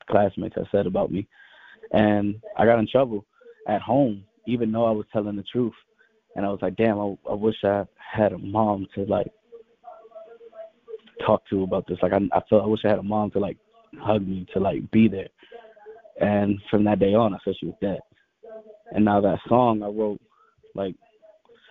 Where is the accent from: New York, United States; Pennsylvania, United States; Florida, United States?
New York, United States; Rochester; also born or lived in Chicago, Illinois; I was born in Chicago, Illinois, is how I got this name, but I spent my entire life in Rochester, New York, where I got my fame